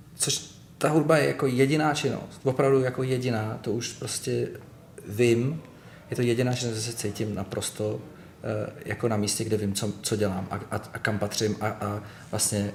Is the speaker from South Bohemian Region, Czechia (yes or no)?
no; Litoměřice, Ústí nad Labem Region, Czechia; moved away as an adult; also born or lived in village near Most; now in Prague, Czechia; já jsem se narodil v Litoměřicích a rodiče teďka zase bydli v Litoměřicích. Ale když mi bylo 11, tak jsme se přestěhovali do takové vesnice u mostu a tam jsem žil prostě